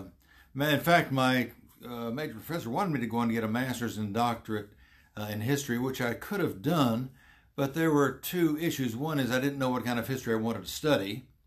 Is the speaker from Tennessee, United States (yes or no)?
yes; Portland, Tennessee, United States; I grew up in the Highland Adventist community there